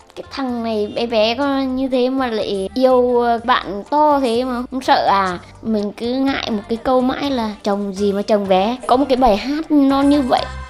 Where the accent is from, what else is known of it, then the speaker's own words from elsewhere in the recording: Nghệ An, Vietnam; now in Hanoi, Vietnam; mình năm nay là 38 tuổi, mình quê ở Nghệ An và hiện đang sinh sống và làm việc ở Hà Nội